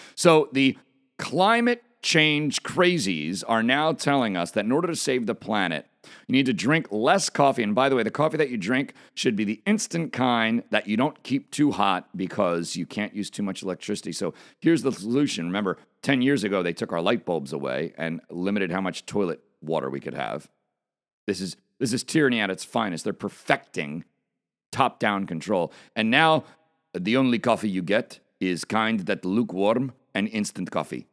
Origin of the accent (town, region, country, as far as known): United States